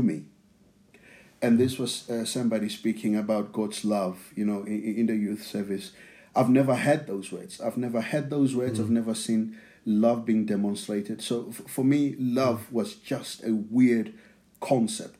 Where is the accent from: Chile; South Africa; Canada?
South Africa; outskirts of Pretoria, Gauteng; English is a second language; now in England; I grew up in South Africa. Now, the place that I grew up in, it's uh, it's in Pretoria, but it's not actually Pretoria. It's it's on the outskirts of Pretoria.